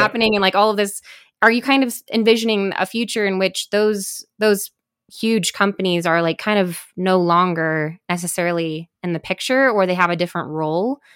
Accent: Midwest, United States; moved away; I'm from the Midwest originally

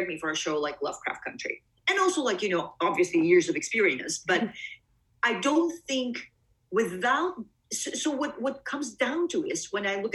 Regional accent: Bulgaria; also born or lived in Greece / East Coast, United States; now in United States; I was born in Bulgaria, but my family and I left

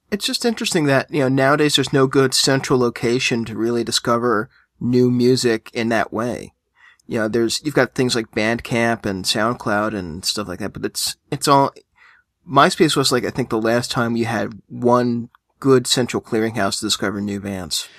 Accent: United States; I'm American

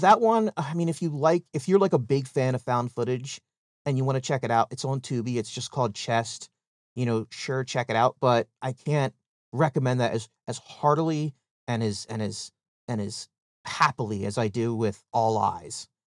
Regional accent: United Kingdom; I had tea and then I ruined India during the break because I'm British.

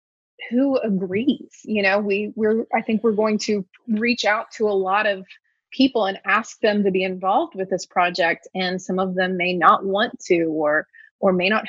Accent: Oklahoma, United States; I'm from Oklahoma and living in Oklahoma.

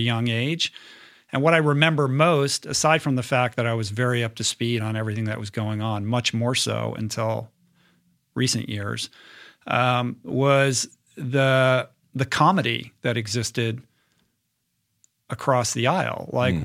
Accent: Washington, District of Columbia, United States; I grew up in Washington, D.C.

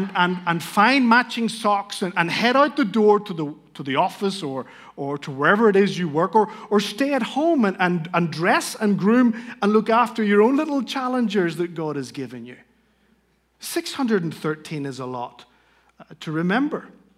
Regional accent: Spain; accent: Northern Irish; I speak Spanish. I grew up in Spain as a missionary kid. Now, that's hard to understand in light of my Shrek-like Northern Irish accent, but I grew up in a Christian home.

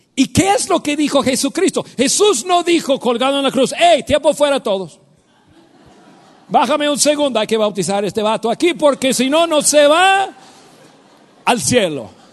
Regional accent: United States; Spanish is a second language; moved away as an adult; now in Mexico; Yo soy norteamericano, yo nací en Estados Unidos

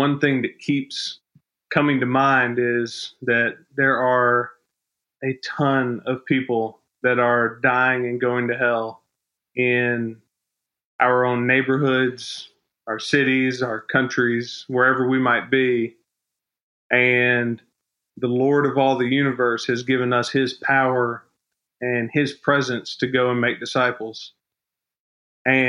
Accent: South Carolina, United States; I grew up in the Bible Belt of South Carolina

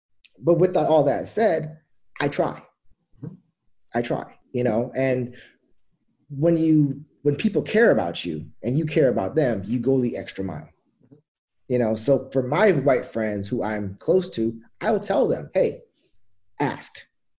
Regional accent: Gig Harbor, Washington, United States; born or raised there; also born or lived in Trinidad and Tobago

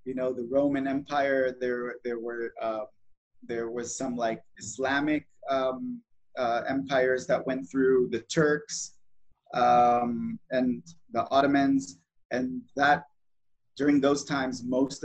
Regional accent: Israel; also born or lived in Southern California, United States / Napa, California; I grew up both in Israel and in the United States. In my childhood, I lived with my family in Southern California. My dad moved us there for a job, and we lived there for 7 years, and then came back as a child to Israel

